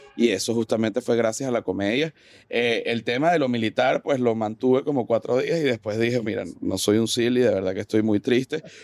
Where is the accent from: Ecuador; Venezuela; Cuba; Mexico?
Venezuela; moved away; uno como venezolano